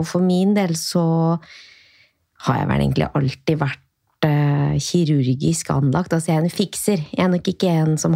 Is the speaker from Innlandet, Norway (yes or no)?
no; Åren, Trøndelag, Norway; now in Oslo, Norway; fra et lite sted i Trøndelag som heter Åren. Som er ikke så langt fra Røros, som er et sted som de flere flere har hørt om.